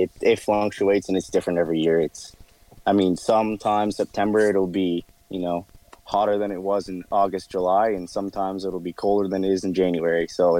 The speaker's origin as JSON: {"language": "English", "town": "Digby", "region": "Nova Scotia", "country": "Canada", "tie": "born or raised there", "lives_now": "Halifax, Canada", "said": "So where I grew up was in Digby, Nova Scotia, which is 3 hours from Halifax, where I live now."}